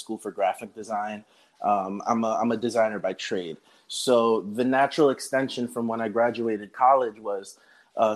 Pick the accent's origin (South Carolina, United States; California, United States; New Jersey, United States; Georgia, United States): New Jersey, United States; Northern; I was born and raised in New Jersey, all around, really, Patterson, Hawthorne, pretty much northern Jersey